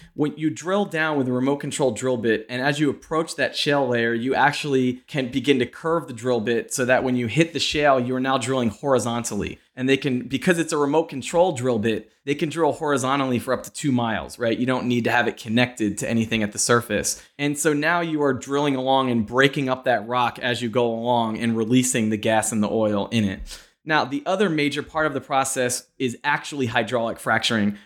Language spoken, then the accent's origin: English; Pennsylvania, United States; moved away; also born or lived in New York; I'm from Pennsylvania